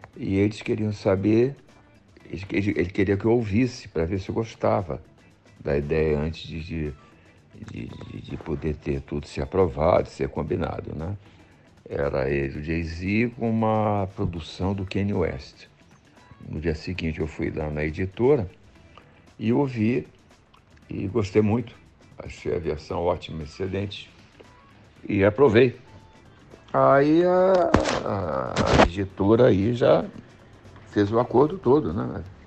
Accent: Brazil; eu sou casado no Brasil, sou brasileiro

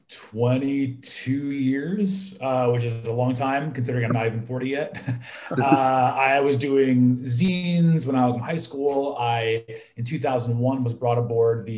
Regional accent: Illinois, United States; I grew up in Illinois.

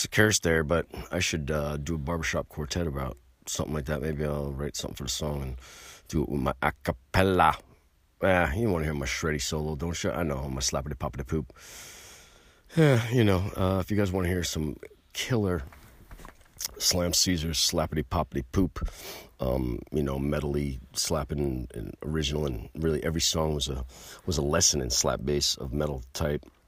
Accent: United States; I'm an American citizen. I'm an American patriot

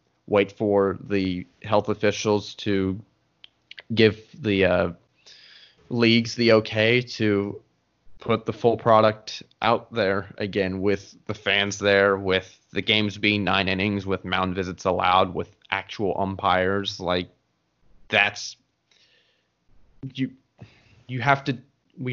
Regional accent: Atlanta, Georgia, United States; born or raised there

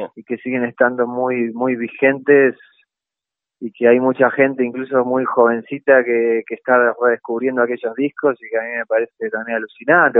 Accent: Concordia, Entre Ríos, Argentina; moved away as an adult; also born or lived in Rosario; nací en Rosario, pero me crié en Entre Ríos, me crié en Concordia.

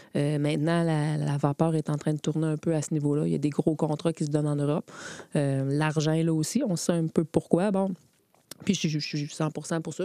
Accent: Quebec City, Quebec, Canada; je viens de Beauport, donc j'ai joué à Beauport. J'ai commencé à 8 ans.

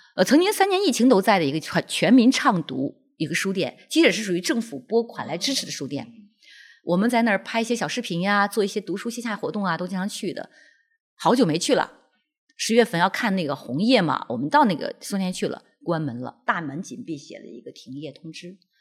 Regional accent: Lanzhou, Gansu, China; now in Zhuhai, China; 是我的家乡的兰州

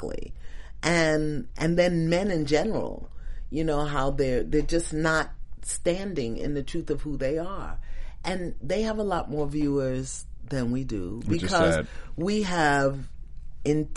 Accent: New York City, New York, United States; When I was 12 and 13, and I was bused from Crown Heights, Brooklyn to Flatbush

